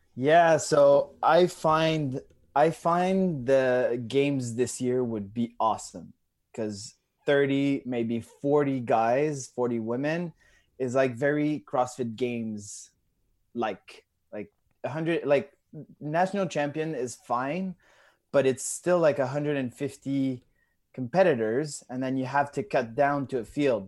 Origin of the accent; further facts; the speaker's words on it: Drummondville, Quebec, Canada; I'm from, uh, Canada. I'm from Drummondville. So it's, uh, an hour and a half away from Montreal